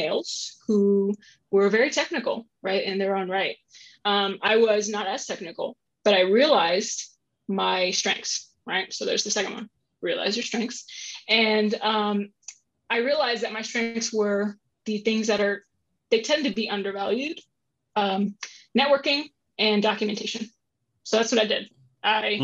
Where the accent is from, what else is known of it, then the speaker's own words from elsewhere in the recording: San Antonio, Texas, United States; moved away as an adult; now in Columbus, United States; I grew up in San Antonio, Texas, grew up in the South.